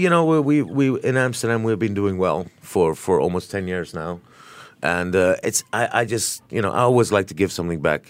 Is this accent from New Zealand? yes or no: yes; New Zealand; now in Singapore; I grew up in New Zealand myself